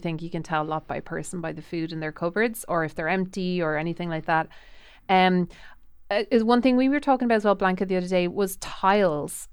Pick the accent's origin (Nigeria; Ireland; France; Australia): Ireland; I'm Irish